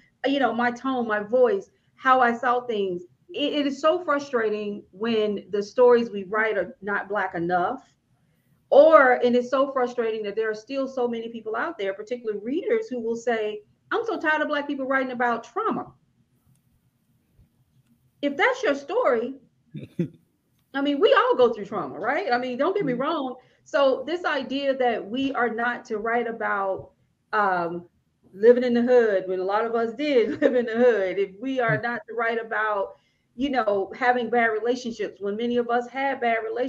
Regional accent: Fairfield, Alabama, United States; I grew up in Fairfield, Alabama

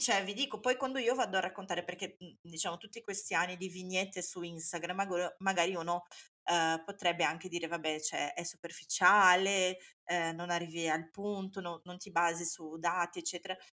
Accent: Brazil; now in Italy; io sia brasiliana

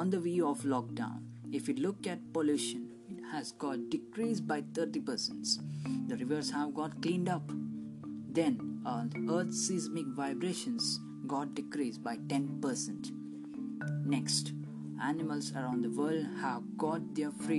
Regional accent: Mangalore, Karnataka, India; from Mangalore, India

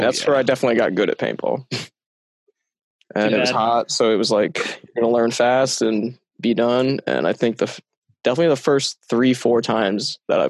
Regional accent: Tampa, Florida, United States; I'm from Tampa, Florida.

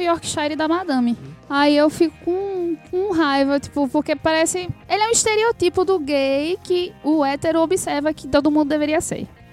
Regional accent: Northeast Region, Brazil; sou do Nordeste, assim, é uma mãe nordestina

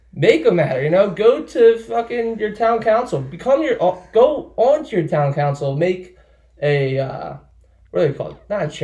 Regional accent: Medford, United States; a main street of my hometown.

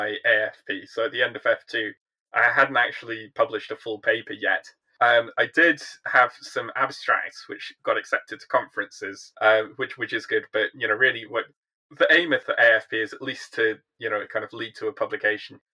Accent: Welsh, Wales, United Kingdom; moved away as an adult; also born or lived in London; now in Newcastle, United Kingdom; I'm a Welsh Iraqi

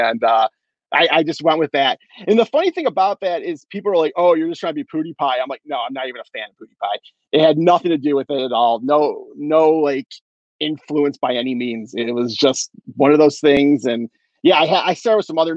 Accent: Michigan, United States; I'm from Michigan. I'm right outside of Detroit

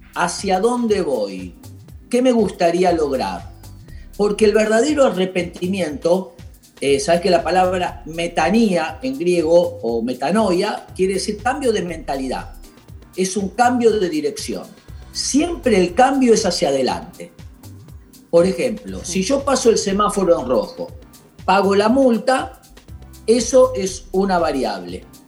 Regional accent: Argentina; la tarea que tenemos por delante como argentinos y como personas

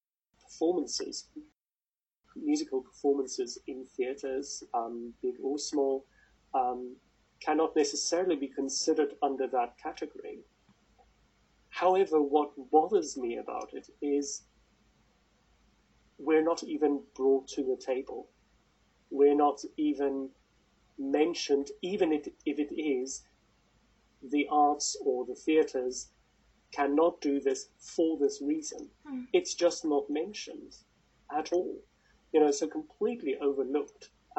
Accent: South Africa; now in United Kingdom; And I know I'm South African, and I speak as if I'm British. I'm soon going to be officially British

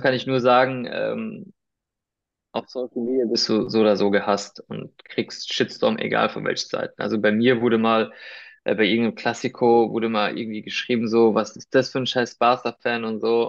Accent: Weinheim, Baden-Württemberg, Germany; first language Spanish; German is a second language; moved away as an adult; also born or lived in Heidelberg / Spain (ancestry); now in Munich, Germany; ich komm, ich bin in Weinheim geboren, also äh, in der Nähe von Heidelberg

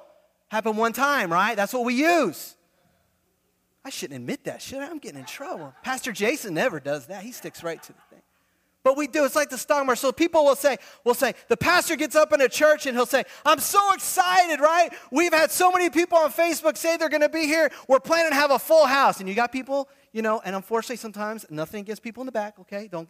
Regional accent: Fort Lauderdale, Florida, United States; I grew up, my dad pastors in Fort Lauderdale

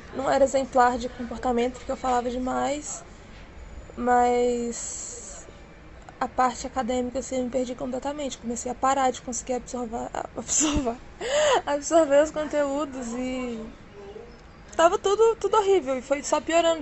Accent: Contagem, Minas Gerais, Brazil; eu sou de Contagem, que é colado ali em Belo Horizonte, Minas Gerais

